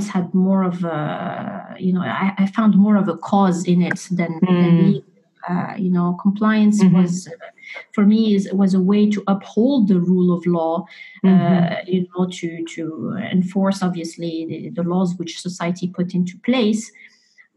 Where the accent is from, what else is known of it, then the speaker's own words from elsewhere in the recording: Morocco; moved away; Morocco is my home country